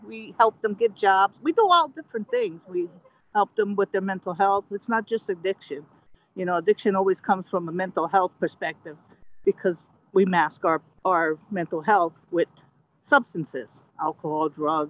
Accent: New Haven, Connecticut, United States; In New Haven, actually.

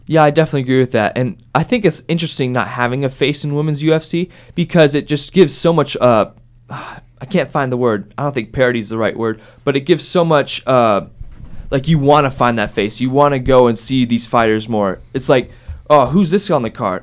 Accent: Columbus, Ohio, United States; I'm from Columbus.

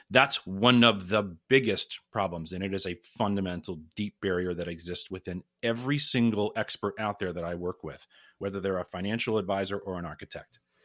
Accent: Pittsburgh, Pennsylvania, United States; I'm originally from the Pittsburgh area

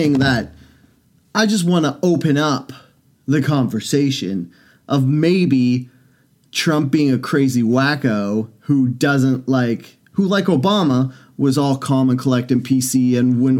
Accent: Canada; I'm from Canada.

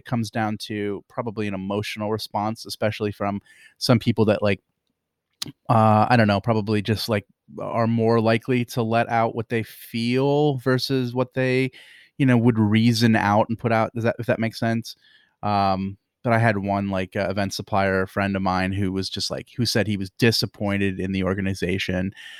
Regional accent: Pennsylvania, United States; I'm from Pennsylvania

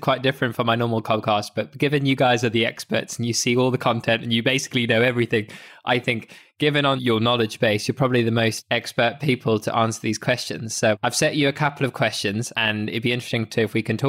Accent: Zimbabwe; moved away; I grew up in Zimbabwe. My mum still lives over there

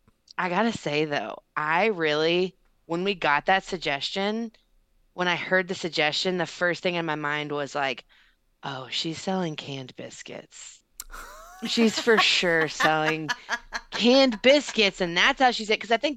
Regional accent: Texas, United States; I mean, I'm from Texas anyway. I would have had a Southern accent.

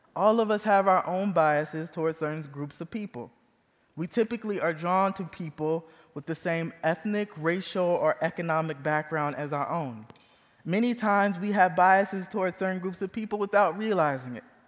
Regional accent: Fort Wayne, Indiana, United States; moved away as an adult; also born or lived in Chicagoland area, Illinois; now in Kansas City, United States; I was born and raised in Fort Wayne, Indiana

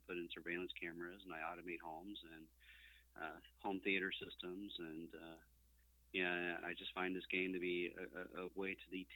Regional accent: Tampa, Florida, United States; I'm from Tampa, Florida, and up until about a year ago, I was retired

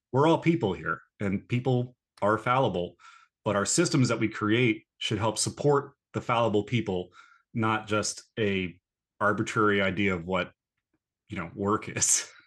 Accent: North Carolina, United States; moved away; I grew up in the South. I grew up in North Carolina

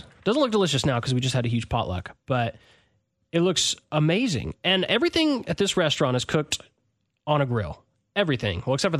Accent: Clarksville, Tennessee, United States; but I grew up in Clarksville, and a lot of my friends wanted me to come back and bring that same flavor and taste to Clarksville.

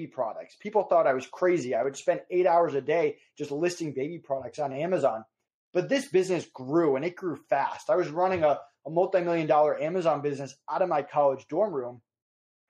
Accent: Massachusetts, United States; also born or lived in Stamford, Connecticut; now in Florida, United States; I'm from Massachusetts originally, but if you go down my parents' street in Massachusetts, you're in Connecticut. So I was right on the border

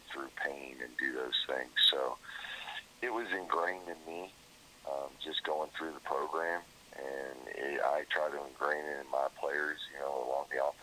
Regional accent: South Florida, United States; moved away; I was from South Florida

